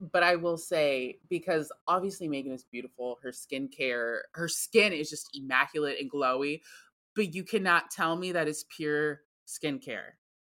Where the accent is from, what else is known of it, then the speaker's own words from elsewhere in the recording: United States; I am American.